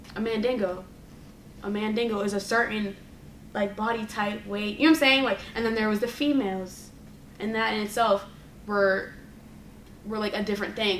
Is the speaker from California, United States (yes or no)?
no; Boston, Massachusetts, United States; growing up in Boston